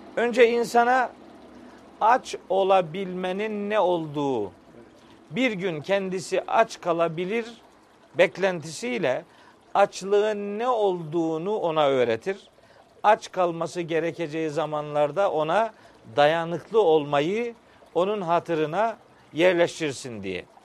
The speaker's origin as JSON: {"language": "Turkish", "town": "Çaykara", "region": "Trabzon", "country": "Turkey", "tie": "born or raised there", "moved": "as an adult", "lives_now": "Samsun, Turkey", "said": "ben 1965 yılında Trabzon'un Çaykara ilçesinde dünyaya gelmişim"}